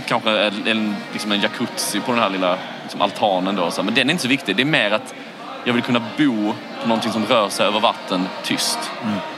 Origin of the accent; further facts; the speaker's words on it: Falsterbo, Skåne, Sweden; jag är ju från eh, Skandinavien Falsterbo